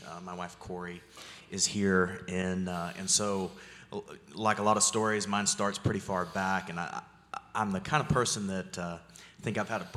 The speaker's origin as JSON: {"language": "English", "country": "United States", "tie": "born or raised there", "also_born_or_lived": "Arkansas / Oklahoma / Texas", "said": "I grew up in the Bible Belt between kind of Arkansas, Oklahoma, and Texas"}